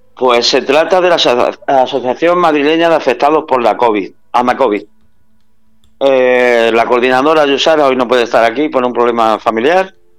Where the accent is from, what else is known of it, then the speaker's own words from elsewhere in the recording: Málaga, Andalusia, Spain; moved away as an adult; now in San Sebastián de los Reyes, Spain; como buen malagueño que soy